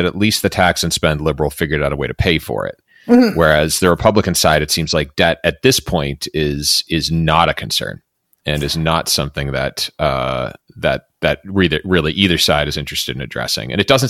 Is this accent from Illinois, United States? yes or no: no; Massachusetts, United States; I grew up in Dukakis era Massachusetts. So we're kind of the land of the quote unquote tax and spend liberal.